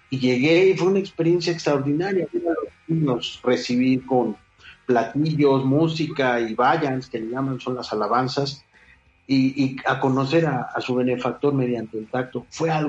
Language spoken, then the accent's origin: Spanish; Mexico; pues ya sabes cómo somos los mexicanos